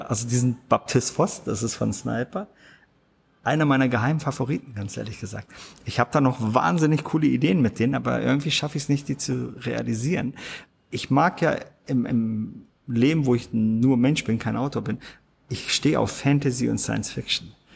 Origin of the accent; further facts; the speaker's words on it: Germany; ich bin hier in Deutschland aufgewachsen